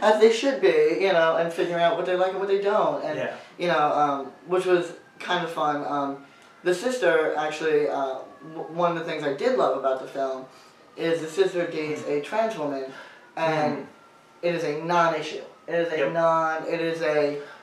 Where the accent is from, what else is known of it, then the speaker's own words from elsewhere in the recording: New York, United States; I grew up in New York